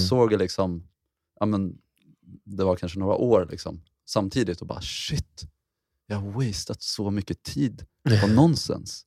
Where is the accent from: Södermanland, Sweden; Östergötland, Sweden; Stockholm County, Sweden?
Södermanland, Sweden; Mariefred; Jag är uppväxt i Mariefred